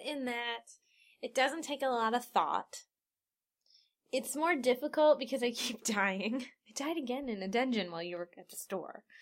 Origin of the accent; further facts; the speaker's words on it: Cincinnati, Ohio, United States; we're from Cincinnati